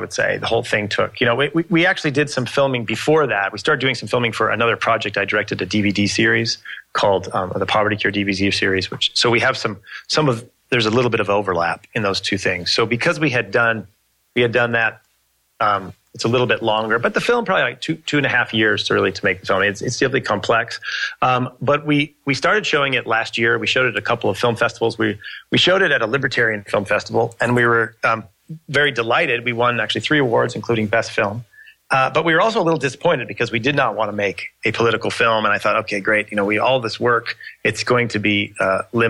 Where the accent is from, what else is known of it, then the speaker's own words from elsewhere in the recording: United States; I'm American